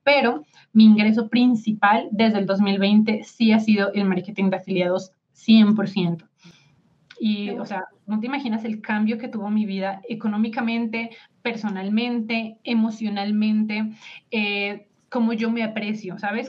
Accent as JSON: {"language": "Spanish", "country": "Colombia", "said": "mi esposo es mexicano y yo soy de Colombia"}